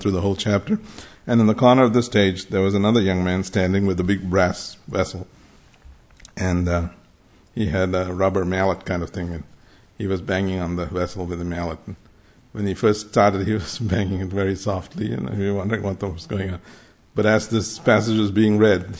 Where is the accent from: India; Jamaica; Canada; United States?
India; Mumbai, Maharashtra; I grew up in Bombay in the late 60s, early 70s as a high school, college and school, we only had the King James